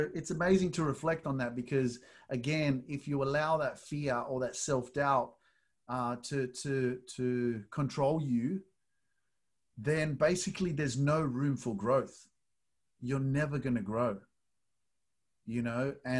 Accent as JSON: {"language": "English", "country": "Australia", "said": "from Australia."}